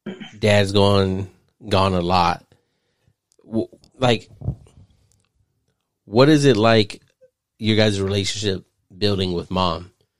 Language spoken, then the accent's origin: English; Phoenix, Arizona, United States; I didn't know what a Filipino was coming from Phoenix.